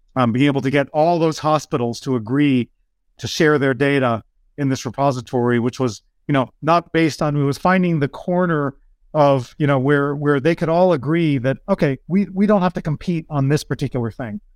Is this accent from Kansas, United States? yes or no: no; outside Lowell, Massachusetts, United States; I grew up in Massachusetts. Grew up on the border of New Hampshire, um, right outside of Lowell, Mass